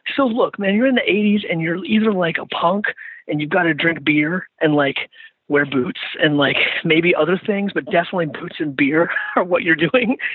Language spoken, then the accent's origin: English; Richmond, Virginia, United States; I think about my hometown, I think about Richmond and the monuments